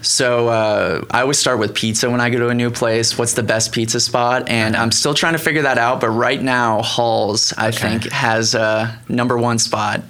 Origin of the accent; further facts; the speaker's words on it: Cocoa Beach, Florida, United States; moved away as an adult; also born or lived in Miami / Montana; I grew up in Florida, Cocoa Beach, uh-huh. um, about three hours north of Miami. Okay. And lived there for 18 years